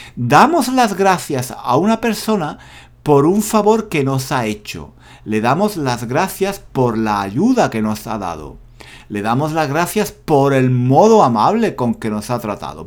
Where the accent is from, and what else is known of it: Spain